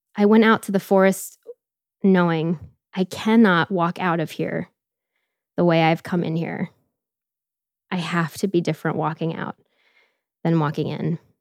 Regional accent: Tampa, Florida, United States; moved away; also born or lived in Washington, D.C.; I grew up outside of Tampa, Florida

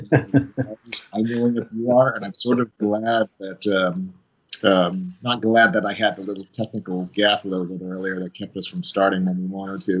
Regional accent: New York, United States; moved away; being a New Yorker, and when I was at university, I was in sight of the Twin Towers every single day

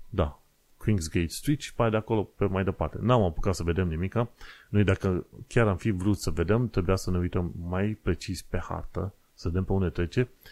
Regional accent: Romania; now in United Kingdom; sunt străin, că sunt român

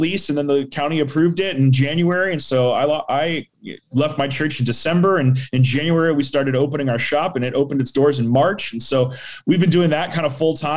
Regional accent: Danville, California, United States; now in Turlock, United States; I am originally from the East Bay. I'm from Danville. I'm a Danville kid

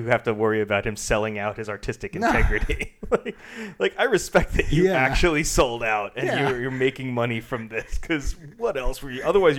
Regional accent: Long Island, New York, United States; also born or lived in Manhattan, New York; I grew up on Long Island

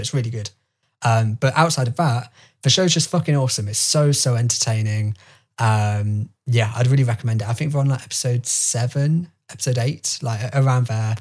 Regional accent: United Kingdom; as a British person

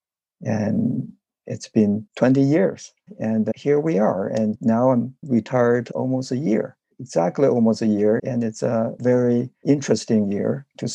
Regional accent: China; moved away as an adult; now in United States; where I grew up in China

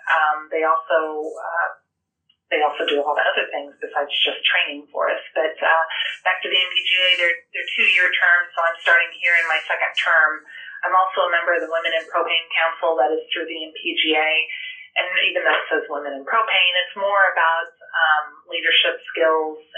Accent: Murrayville, Illinois, United States; I grew up in Morgan County in a small ag community called Murrayville, Illinois, a town of 550 people, I think. So um, we lived on my grandpa's farm.

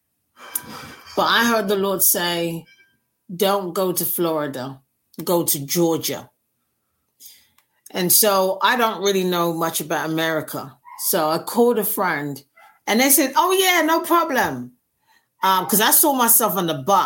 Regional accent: London, United Kingdom; moved away as an adult; I was born and raised in North London, Finsbury Park.

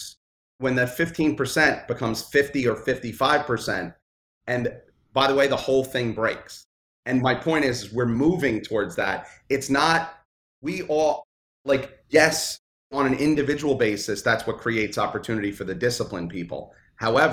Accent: New York City, New York, United States; I grew up in Brooklyn

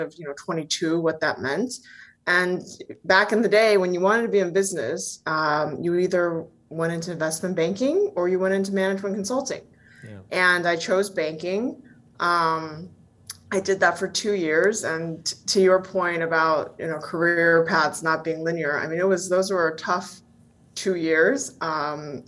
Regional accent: Bay Area, California, United States; also born or lived in Taiwan; I grew up in the Bay Area

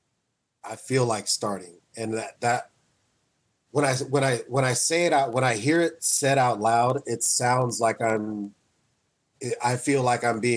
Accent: Wichita, Kansas, United States; I was the only black kid that hung out with white kids where I grew up in Wichita

